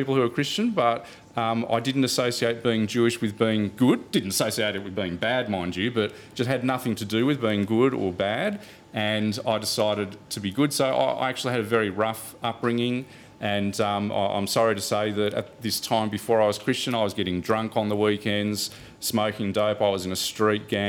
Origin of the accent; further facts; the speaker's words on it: Australia; I grew up in Australia